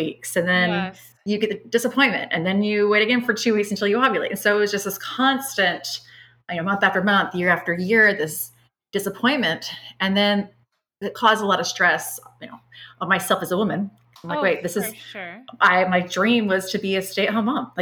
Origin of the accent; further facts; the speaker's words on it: Fairfield, California, United States; I was raised in Northern California, a town called Fairfield